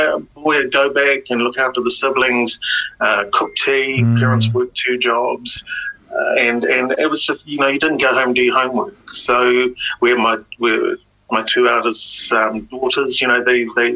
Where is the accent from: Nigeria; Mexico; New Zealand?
New Zealand; English is a second language; we're Kiwi, we're Pacific Kiwis, we're Kiwis